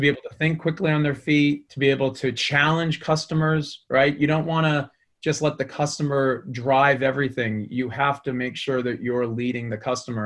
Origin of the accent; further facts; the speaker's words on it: Boston, Massachusetts, United States; as you can probably tell by my accent, I grew up in the Boston area